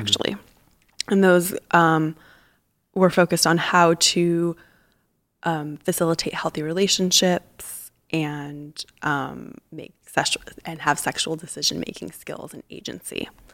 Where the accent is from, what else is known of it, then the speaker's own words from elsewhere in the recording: Tucson, Arizona, United States; now in San Francisco, United States; I grew up in Tucson, Arizona